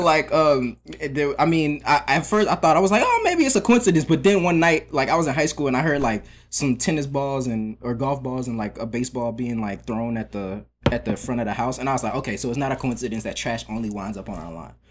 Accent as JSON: {"language": "English", "town": "Atlanta", "region": "Georgia", "country": "United States", "tie": "born or raised there", "also_born_or_lived": "Maryland", "moved": "as an adult", "lives_now": "New York, United States", "said": "I was born in Maryland, but I grew up in uh, DeKalb County, um, Atlanta."}